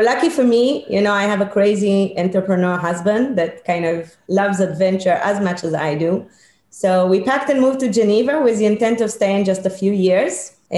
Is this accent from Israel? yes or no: yes; Israel; English is a second language; I grew up in Israel. You know, they always said that I had healthy chutzpah.